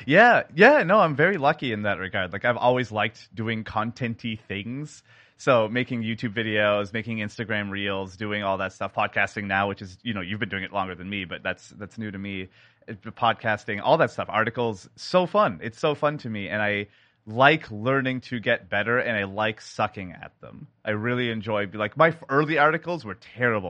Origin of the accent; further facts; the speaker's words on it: Canada; now in Seattle, United States; I am a sound designer based in Seattle, Washington, but born in Canada